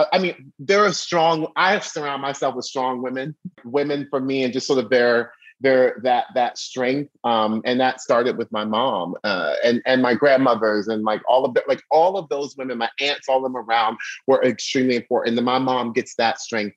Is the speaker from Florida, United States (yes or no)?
yes; Orlando, Florida, United States; also born or lived in Baltimore, Maryland; we are moving down to Orlando, Florida